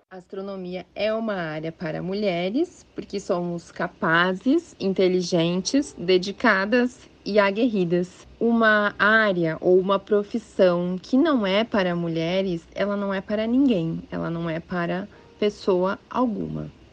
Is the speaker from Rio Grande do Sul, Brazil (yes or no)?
yes; Rio Grande do Sul, Brazil; moved away; eu sou gaúcha, eu fiz a minha graduação e mestrado na Universidade Federal do Rio Grande do Sul